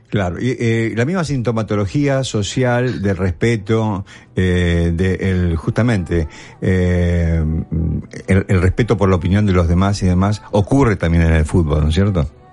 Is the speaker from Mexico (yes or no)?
no; Argentina; now in New York, United States; Nosotros los argentinos, aún estando acá